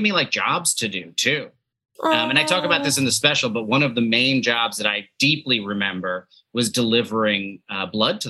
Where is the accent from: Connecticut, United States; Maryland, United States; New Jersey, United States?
New Jersey, United States; I grew up in Jersey